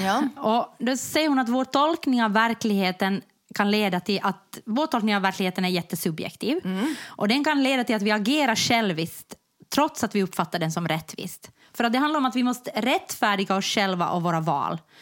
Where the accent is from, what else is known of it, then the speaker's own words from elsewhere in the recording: Jakobstad, Ostrobothnia, Finland; moved away; also born or lived in Germany; jag kom från Jakobstad